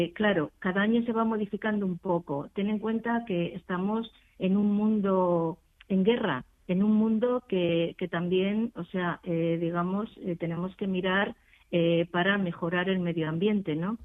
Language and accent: Spanish; Extremadura, Spain; now in Madrid, Spain; gente que somos extremeñas, que emigramos